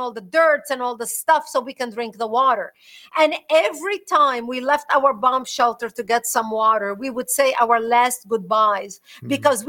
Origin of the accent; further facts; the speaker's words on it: Marjayoun, Nabatieh Governorate, Lebanon; moved away as an adult; also born or lived in Israel; now in United States; I was born in Lebanon, which used to be the only majority Christian country in the Middle East.